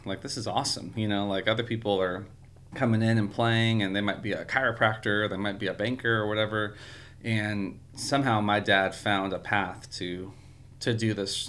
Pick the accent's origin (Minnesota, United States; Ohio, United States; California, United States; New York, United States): California, United States; Yeah, so I grew up there near San Francisco in the suburbs